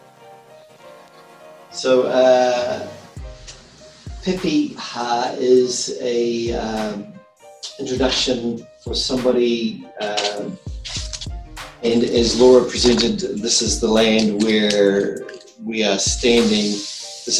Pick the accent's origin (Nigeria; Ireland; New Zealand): New Zealand; Clyde, Otago; moved away as an adult; also born or lived in Auckland; now in Greensboro, United States; I'm from Clyde Central Otago, where a little diversity existed